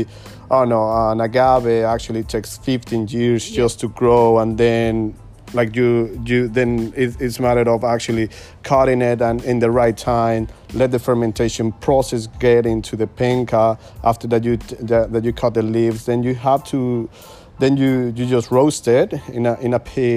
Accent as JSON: {"language": "English", "town": "Toluca", "region": "State of Mexico", "country": "Mexico", "tie": "born or raised there", "also_born_or_lived": "Cuernavaca", "moved": "as an adult", "said": "I grew up in Toluca. That's 30 minutes away from Mexico"}